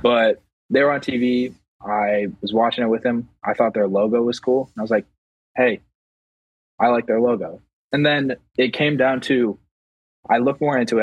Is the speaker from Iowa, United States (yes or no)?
yes; Iowa, United States; I'm from Iowa